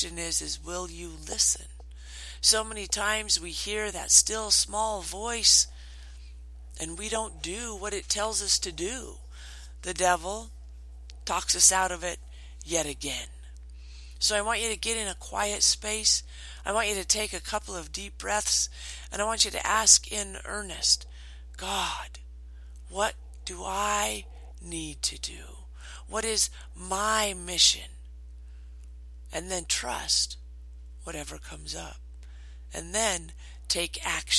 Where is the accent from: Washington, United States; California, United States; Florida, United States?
Washington, United States; moved away; I grew up in Washington.